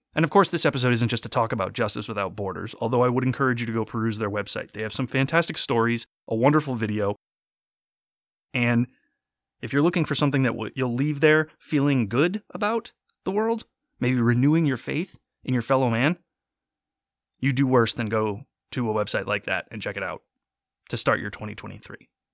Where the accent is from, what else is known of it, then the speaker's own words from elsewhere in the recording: United States; I am American. I have grown up my entire life here.